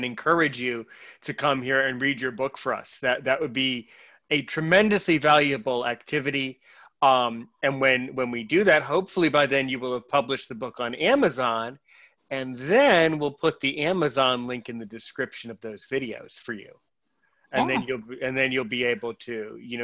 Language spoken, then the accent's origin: English; United States; as an American guy